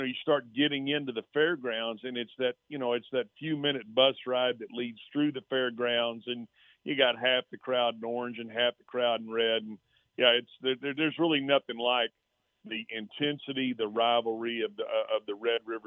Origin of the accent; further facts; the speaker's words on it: Texas, United States; my home state and something I take a lot of pride